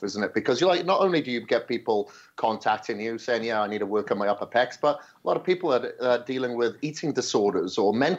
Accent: Wales, United Kingdom; moved away; I was growing up in Wales. on a farm

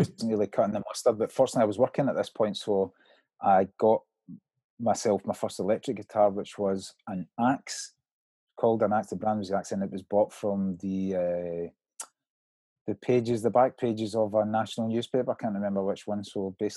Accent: Greenock, Scotland, United Kingdom; I was from Greenock

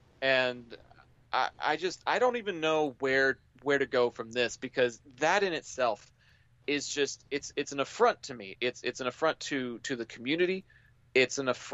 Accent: Texas, United States; I'm from Texas.

